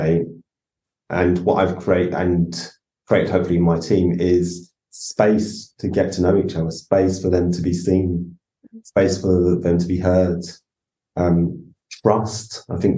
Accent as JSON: {"language": "English", "region": "London", "country": "United Kingdom", "tie": "born or raised there", "also_born_or_lived": "Islington / Tottenham", "said": "As a black man growing up in London"}